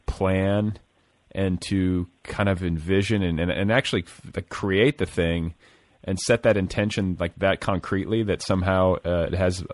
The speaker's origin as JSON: {"language": "English", "town": "New York City", "region": "New York", "country": "United States", "tie": "born or raised there", "also_born_or_lived": "Los Angeles", "lives_now": "New Hampshire, United States", "said": "I was born and raised in New York City, spent 25 years in Los Angeles, married to a television writer and producer with several novels in print, and I retired to a dirt road in the middle of the New Hampshire woods."}